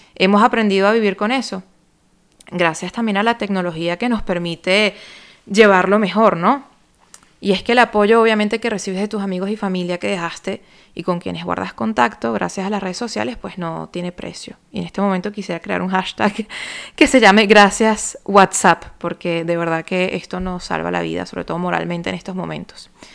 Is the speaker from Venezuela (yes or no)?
yes; Venezuela; moved away as an adult; now in France; soy venezolana, radicada en Francia desde el año 2013